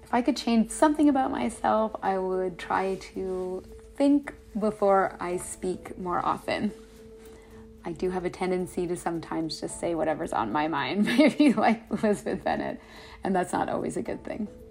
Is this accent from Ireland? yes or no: no; Canada; I'm from Canada